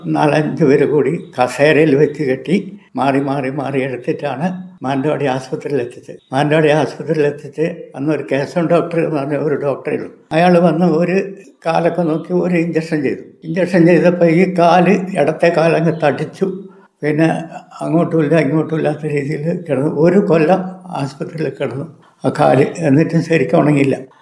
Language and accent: Malayalam; Wayanad, Kerala, India; ഞാൻ ആയിരത്തി തൊള്ളായിരത്തി നാൽപ്പത്തേഴിൽ ജനിച്ചു ഞാൻ വയനാട് സ്വദേശിയാണ് മറ്റുള്ള സ്ഥലങ്ങളിലൊന്നും ഞാൻ പോയിട്ട് ഇല്ല